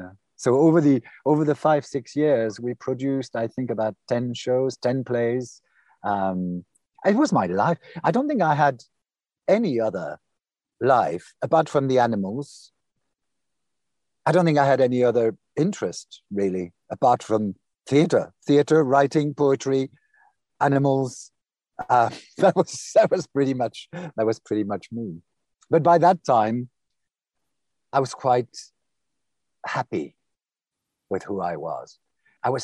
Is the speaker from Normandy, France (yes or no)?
yes; Normandy, France; first language French; English is a second language; moved away as an adult; also born or lived in United States; I was brought up in Normandy.